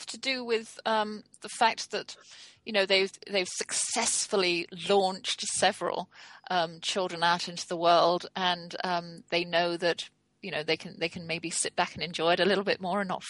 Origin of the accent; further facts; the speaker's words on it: England, United Kingdom; Yes, we are English.